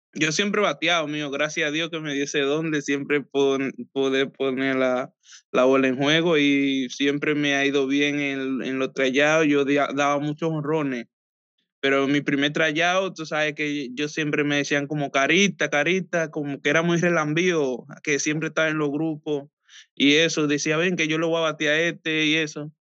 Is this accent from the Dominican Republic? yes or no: yes; Samaná, Dominican Republic; moved away as an adult; also born or lived in Santo Domingo, Dominican Republic; now in United States; Hasta como ocho o nueve años de ahí me fui hacia la capital con mi papá